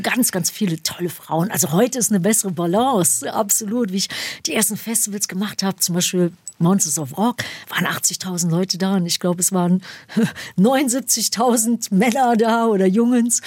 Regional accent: Düsseldorf, North Rhine-Westphalia, Germany; moved away as an adult; also born or lived in Ruhr area / Duisburg / Dortmund / Gelsenkirchen; ich bin also in Düsseldorf geboren, ne, auf ja. der Dorotheenstraße

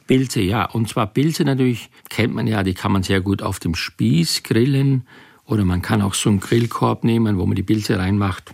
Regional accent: Styria, Austria; ich komme ja aus der Steiermark, bin auf dem Bauernhof groß geworden

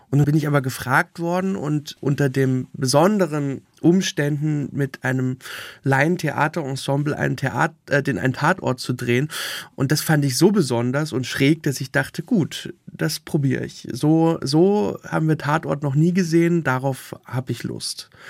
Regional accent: Berlin, Germany; born there; Also meine ganze Familie kommt aus Sachsen, meine Schwestern und ich, wir sind die erste Generation am Berlin geborenen.

